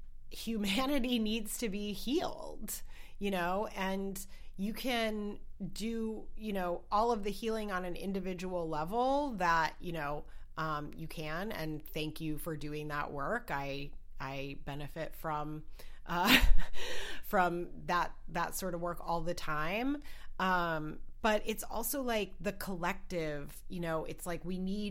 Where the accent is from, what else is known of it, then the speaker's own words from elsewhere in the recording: Wisconsin, United States; moved away; I'm originally from Wisconsin